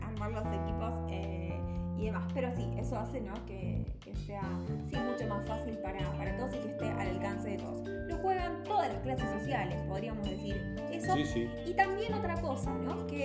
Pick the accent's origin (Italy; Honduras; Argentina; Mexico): Argentina; nosotros también como argentinos